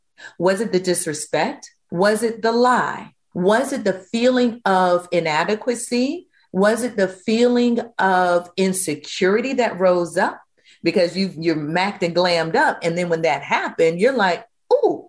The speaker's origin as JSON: {"language": "English", "region": "Virginia", "country": "United States", "tie": "born or raised there", "said": "growing up in Virginia in the Baptist tradition"}